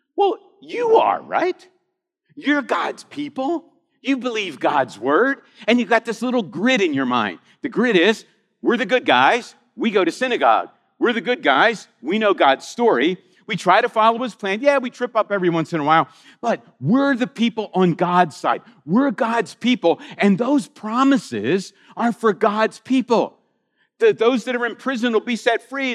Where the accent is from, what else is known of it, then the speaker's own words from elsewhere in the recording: Philadelphia, Pennsylvania, United States; I grew up in Philadelphia